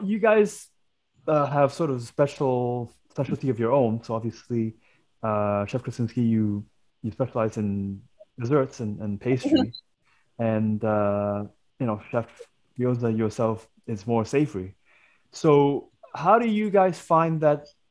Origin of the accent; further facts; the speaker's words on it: Hong Kong; I am Chinese myself and I grew up in Hong Kong